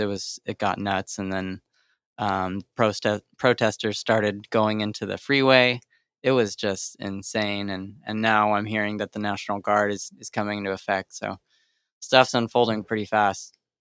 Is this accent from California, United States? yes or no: yes; Sacramento, California, United States; I'm from Sacramento